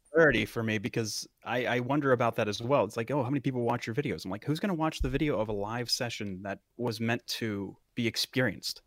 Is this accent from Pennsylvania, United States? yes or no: yes; Western Pennsylvania, United States; it is my hometown